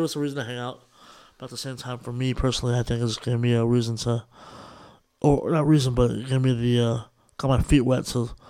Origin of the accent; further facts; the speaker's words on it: California, United States; So, and that's what it is with all the in the Bay Area.